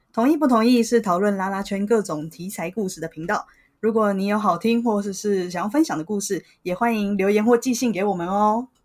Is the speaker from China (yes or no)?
no; Taipei, Taiwan; 像我这种土生土长的台北人